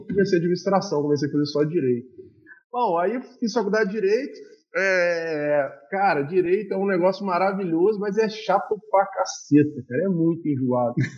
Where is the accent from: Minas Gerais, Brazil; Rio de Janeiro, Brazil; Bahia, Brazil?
Minas Gerais, Brazil; Juiz de Fora; also born or lived in Ituiutaba; eu nasci em Tuiutaba, vim para Juiz de Fora com muito novo e vivi minha vida inteira aqui